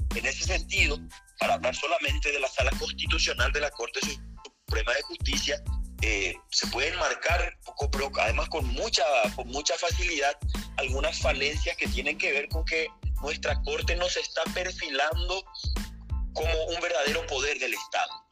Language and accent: Spanish; Paraguay; como paraguayos